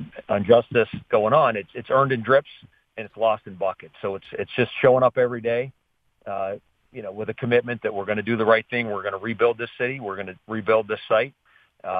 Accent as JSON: {"language": "English", "town": "Pittsburgh", "region": "Pennsylvania", "country": "United States", "said": "I'm from Oakland."}